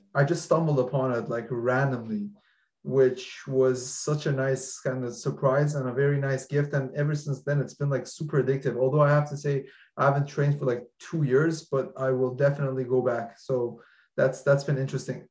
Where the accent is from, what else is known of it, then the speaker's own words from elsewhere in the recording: Iran; I'm from Iran